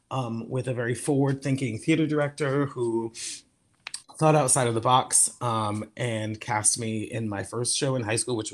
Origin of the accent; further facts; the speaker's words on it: Norwich, Connecticut, United States; also born or lived in New York City; Growing up in Connecticut